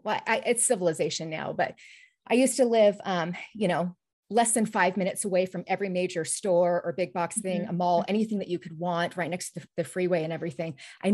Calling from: McCall, Idaho, United States; I live in the beautiful mountain resort community of McCall, Idaho.

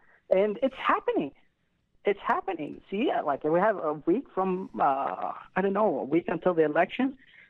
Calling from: Baghdad, Baghdad Governorate, Iraq; Hey, I'm calling from Baghdad, Iraq.

